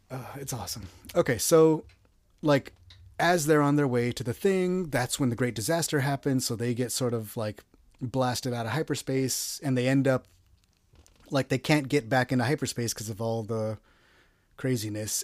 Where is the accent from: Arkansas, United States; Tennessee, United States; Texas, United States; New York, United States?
Texas, United States; I'm from Texas